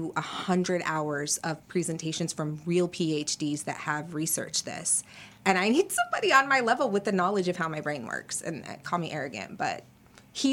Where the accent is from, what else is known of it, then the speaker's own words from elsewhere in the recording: United States; As an American child